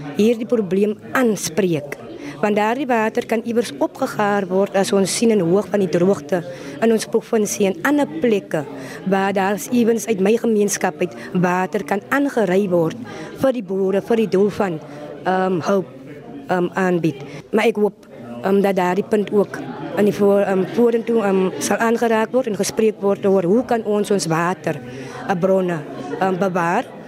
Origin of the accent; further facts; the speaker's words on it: Voorstekraal, Western Cape, South Africa; Ek is van Voorstekraal